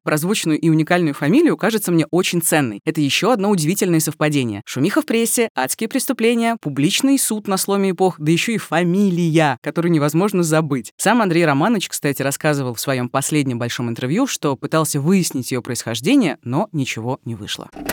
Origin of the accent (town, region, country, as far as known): Rostov-on-Don, Rostov Oblast, Russia; born or raised there